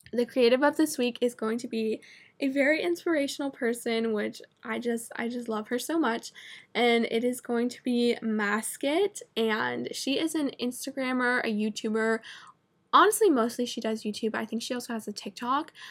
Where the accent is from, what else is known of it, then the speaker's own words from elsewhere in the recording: Vermont, United States; moved away; I'm from Vermont, which is literally, like, the most north, like, cold